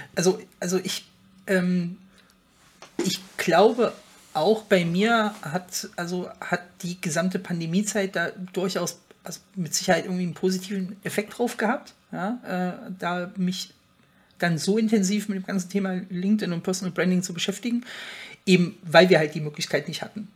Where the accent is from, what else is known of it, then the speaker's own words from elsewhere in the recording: Frankfurt, Hesse, Germany; komme ich ja aus der Region Frankfurt